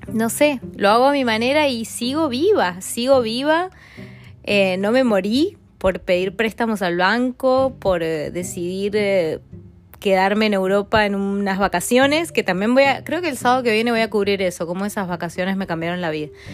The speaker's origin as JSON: {"language": "Spanish", "region": "Mendoza", "country": "Argentina", "tie": "born or raised there", "moved": "as an adult", "said": "en Mendoza, en mi ciudad natal"}